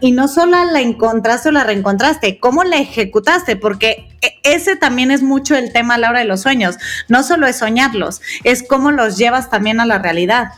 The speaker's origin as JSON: {"language": "Spanish", "town": "Guadalajara", "region": "Jalisco", "country": "Mexico", "said": "las dos somos tapatías"}